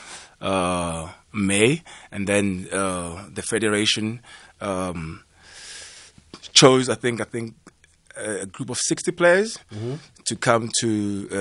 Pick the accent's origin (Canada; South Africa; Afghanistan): South Africa; Johannesburg, Gauteng; I'm from Alex, so Bagadia as well